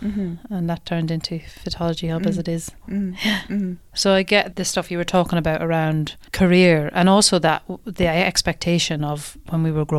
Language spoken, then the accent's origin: English; Ireland; moved away; I remember moving here and having to, like, shift up my accent and change and leave Ireland behind and Irishness and all of that stuff.